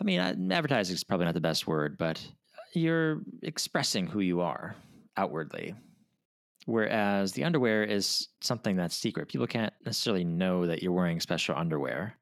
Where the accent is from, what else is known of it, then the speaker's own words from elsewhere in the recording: Minnesota, United States; I'm from Minnesota